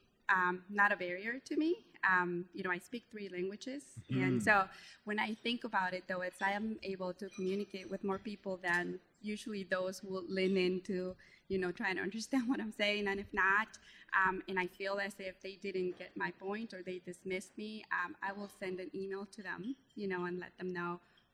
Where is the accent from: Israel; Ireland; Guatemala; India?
Guatemala; English is a second language; moved away; I'm originally from Guatemala, so you could hear I have an accent